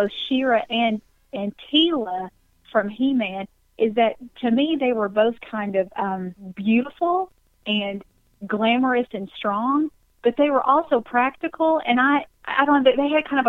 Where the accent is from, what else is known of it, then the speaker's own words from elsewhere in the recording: Knoxville, Tennessee, United States; I'm from Knoxville, Tennessee.